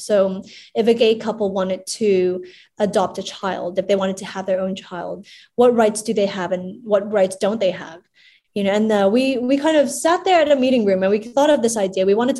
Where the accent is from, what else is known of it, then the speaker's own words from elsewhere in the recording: Hong Kong; So when I was born and raised in Hong Kong, and I always knew Tatler as the society magazine.